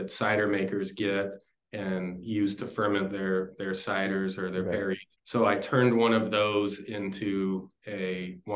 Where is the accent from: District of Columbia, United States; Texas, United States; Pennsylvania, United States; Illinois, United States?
Texas, United States; moved away as an adult; also born or lived in San Antonio, Texas; now in Portland, United States; because I grew up in Texas